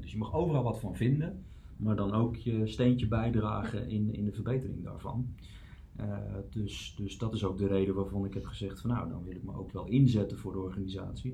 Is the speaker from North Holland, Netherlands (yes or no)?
no; Utrecht, Netherlands; Ik ben geboren en getogen Utrechter